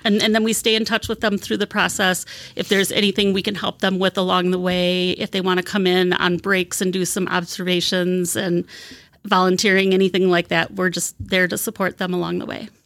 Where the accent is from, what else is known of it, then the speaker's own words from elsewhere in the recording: Wisconsin, United States; moved away as an adult; also born or lived in Albuquerque, New Mexico; I'm from Wisconsin.